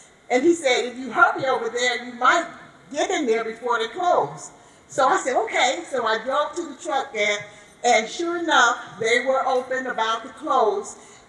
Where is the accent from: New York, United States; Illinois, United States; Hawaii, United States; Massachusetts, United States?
Illinois, United States; Chicago; I'm from Chicago, Illinois.